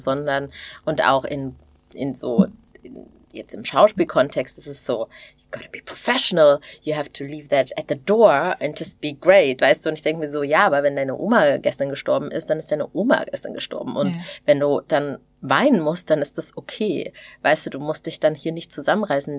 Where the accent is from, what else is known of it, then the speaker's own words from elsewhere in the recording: Thuringia, Germany; als Thüringerin